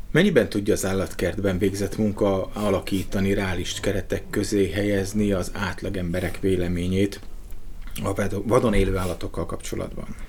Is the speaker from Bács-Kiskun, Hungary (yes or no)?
no; Radnóti Miklós utca 15, Budapest, Hungary; az a Radnóti Miklós utca 15 per Igen. A alatt volt a szerkesztőség, és én abban a házban születtem